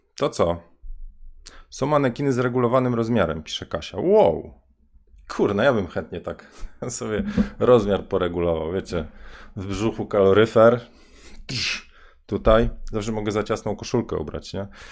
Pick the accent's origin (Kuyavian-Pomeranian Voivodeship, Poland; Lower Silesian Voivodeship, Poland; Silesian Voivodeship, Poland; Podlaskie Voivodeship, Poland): Kuyavian-Pomeranian Voivodeship, Poland; Bydgoszcz; ja jestem z Bydgoszczy